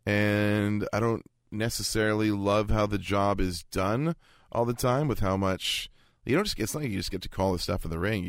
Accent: Vancouver, British Columbia, Canada; growing up in Vancouver

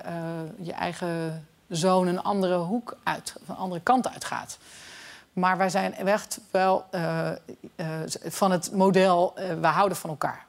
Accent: Haarlem, North Holland, Netherlands; ik kom uit Haarlem

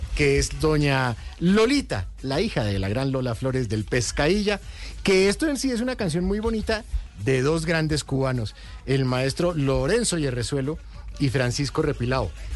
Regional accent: Colombia; somos colombianos

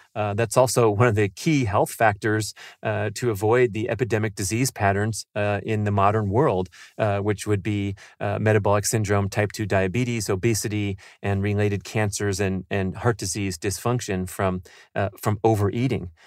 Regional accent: San Fernando Valley, California, United States; growing up in the San Fernando Valley

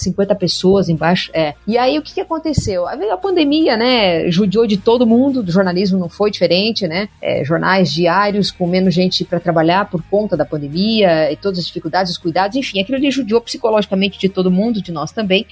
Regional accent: a small town near Cascavel, western Paraná, Brazil; now in Cascavel, Brazil; a minha família é numa cidade próxima aqui chamada Palo Diamantina, uma cidade menor ainda, né, do que Cascavel. É, e eu sempre tive o agro na veia, porque é onde eu vivia, onde eu cresci

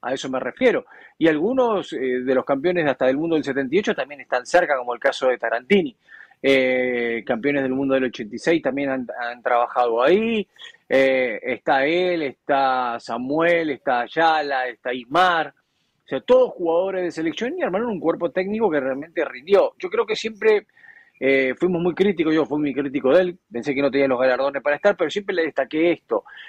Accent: Argentina

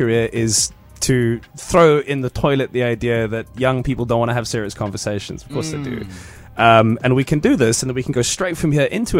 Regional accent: Cape Town, Western Cape, South Africa; I went to like a Model C school in Cape Town

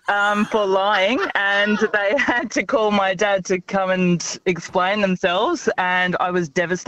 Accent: England, United Kingdom; now in Australia; When I was a kid growing up in England in primary school

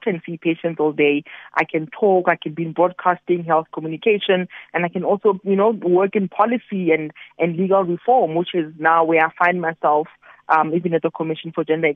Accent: QwaQwa, Free State, South Africa; I was born in Kwakwa in 1982 and my five-year-old son who lives in Kwakwa today

